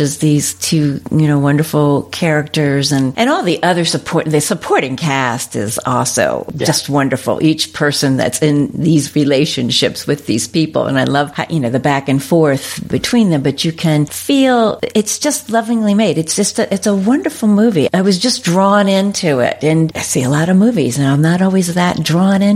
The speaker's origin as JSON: {"language": "English", "town": "Mountain Lakes", "region": "New Jersey", "country": "United States", "moved": "yes", "said": "I'm from New Jersey originally"}